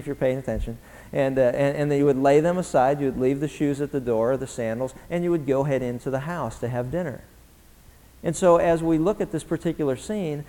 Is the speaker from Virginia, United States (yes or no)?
no; Pennsylvania, United States; now in Southern California, United States; I grew up in Pennsylvania